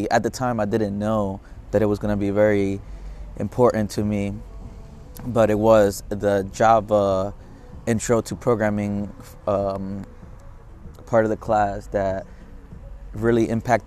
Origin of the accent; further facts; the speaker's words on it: Philadelphia, Pennsylvania, United States; I was born in Philadelphia, Pennsylvania